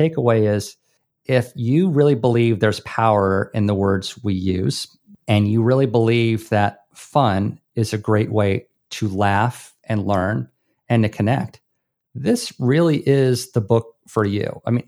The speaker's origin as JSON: {"language": "English", "region": "Hawaii", "country": "United States", "said": "This is what gives me, and I'm from Hawaii, mana."}